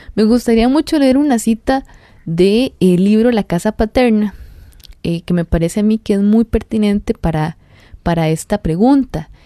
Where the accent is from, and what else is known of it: Costa Rica